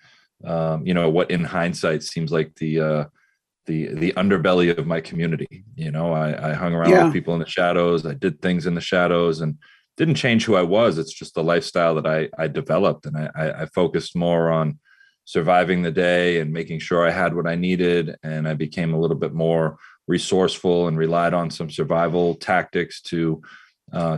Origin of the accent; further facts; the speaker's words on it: Beverly, Massachusetts, United States; I grew up in Beverly, my mother, my stepfather, my siblings, went to Beverly High School